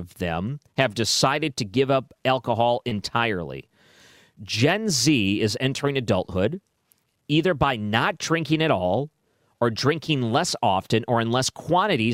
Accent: Detroit, Michigan, United States; moved away; when I grew up in Detroit

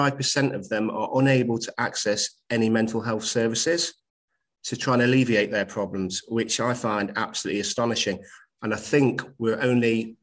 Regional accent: Nottingham, East Midlands, United Kingdom; I'm a teacher at a college in my hometown of Nottingham

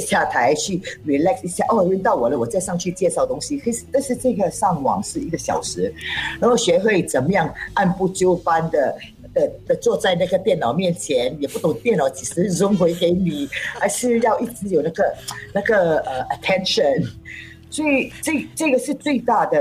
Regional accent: Singapore; first language Cantonese; Chinese is a second language; 身为一个新加坡人，其实我们都是，呃，呃，呃，可以做多种语言的，但是我主要呢，我个人在讲我的 first language 是广东，然后 second language 是hokkien，在啊。third language 是english，然后Chinese 是拉斯，所以华语是最后一个语言

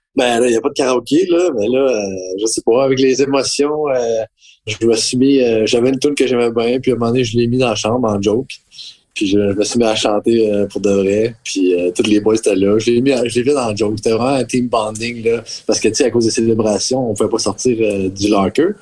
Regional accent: Quebec, Canada; en tant que Québécois

